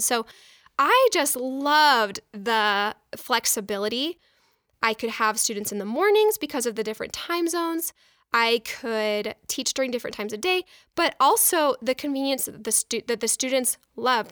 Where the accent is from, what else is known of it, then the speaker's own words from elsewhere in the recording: Mesa, Arizona, United States; moved away as an adult; also born or lived in Boston, Massachusetts; I grew up in Mesa, Arizona